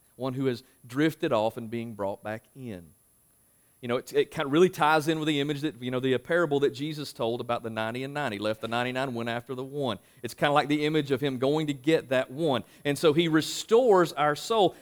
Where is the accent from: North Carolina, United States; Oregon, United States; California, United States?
North Carolina, United States; Marshville; moved away as an adult; also born or lived in Louisville, Kentucky; I'm from Marshville